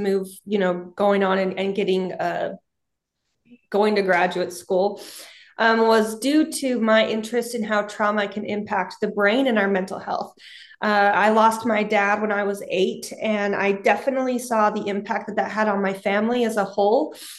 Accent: Utah, United States; moved away as an adult; also born or lived in Kansas City; I grew up in Utah and I really wanted to get out of the Utah bubble

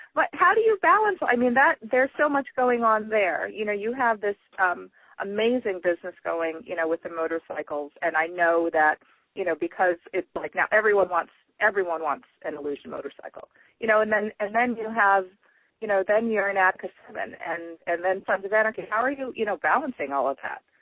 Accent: New York, United States; growing up in New York

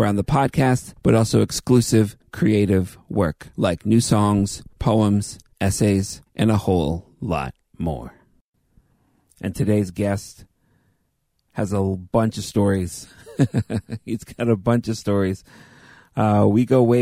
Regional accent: Canada; As a Canadian that's living with closed borders

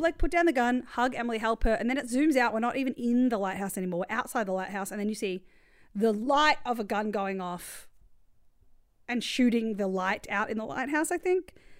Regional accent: Australia; we were raised in Australia

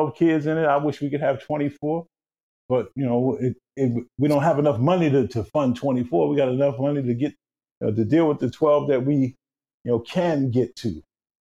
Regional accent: New York City, New York, United States; growing up in East New York, Brooklyn, back in the 60s, 70s

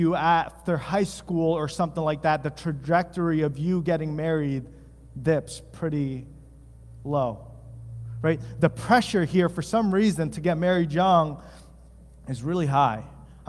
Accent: East Coast, United States; now in West Michigan, United States; In West Michigan, the culture here, since my wife and I moved, because we're from the East Coast

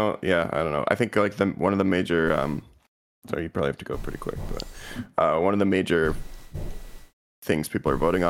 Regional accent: Canada; basic Canadian

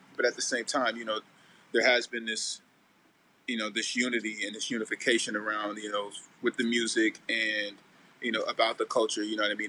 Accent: Vallejo, California, United States; the V sick. Super sick. I mean, I love my hometown, man, but, you know, like I said, you know, it goes down. So, like, I'm from the Crest

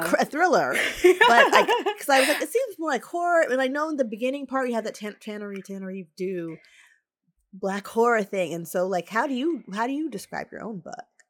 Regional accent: New Jersey, United States; moved away as an adult; also born or lived in Tallahassee, Florida; I came from New Jersey

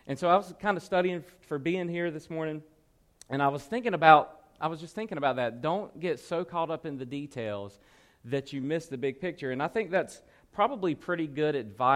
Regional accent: Roanoke Rapids, North Carolina, United States; moved away; I'm originally from Roanoke Rapids, North Carolina

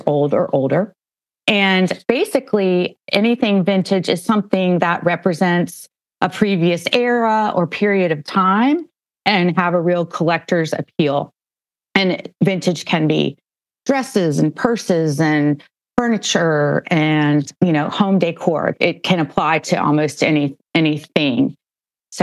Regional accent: Northern Virginia, United States; I grew up in Northern Virginia

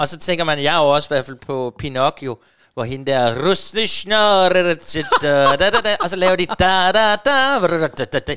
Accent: Hårby, Southern Denmark, Denmark; moved away; jeg kommer jo faktisk nede fra Hårby, Assens

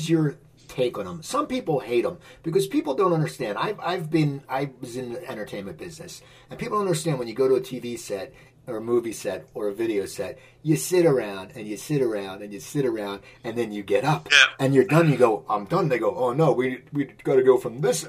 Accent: New Jersey, United States; I'm from New Jersey.

